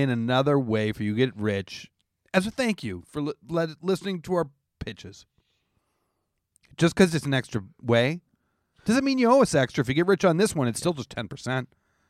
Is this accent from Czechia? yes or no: no; Canada; now in United States; I'm a Canadian.